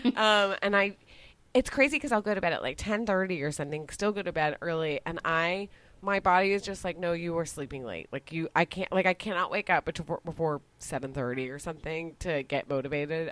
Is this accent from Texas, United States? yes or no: yes; Dallas, Texas, United States; now in Austin, United States; I was exotic being from Texas